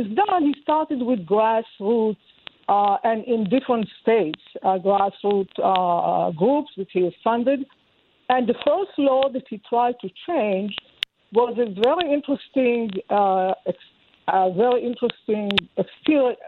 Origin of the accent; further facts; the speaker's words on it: Israel; I'm Jewish. I was born in Israel.